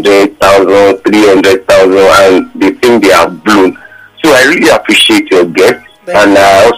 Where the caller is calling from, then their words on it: Lagos, Nigeria; And I'm calling from Lagos.